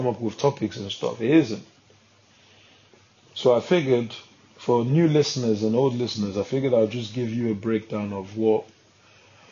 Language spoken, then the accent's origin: English; Nigeria; I'm a Nigerian man